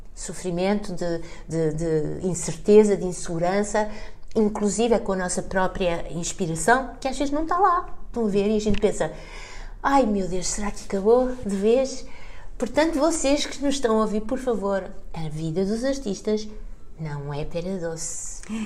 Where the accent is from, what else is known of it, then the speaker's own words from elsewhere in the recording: Portugal; eu sou portuguesa